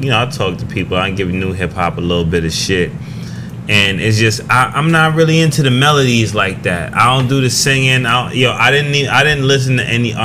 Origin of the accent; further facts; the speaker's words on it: Jamaica; I'm Jamaican, right? And I'm very, very Jamaican.